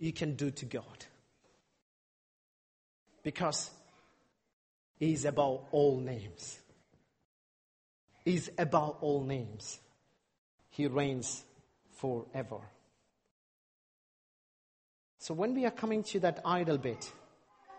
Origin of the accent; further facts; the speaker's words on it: India; I'm from India